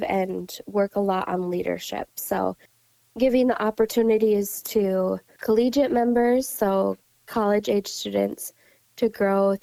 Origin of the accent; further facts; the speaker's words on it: Williston, North Dakota, United States; moved away as an adult; also born or lived in Crookston, Minnesota; now in Cass County, Minnesota, United States; I grew up over in Williston, North Dakota, on a small grain cow operation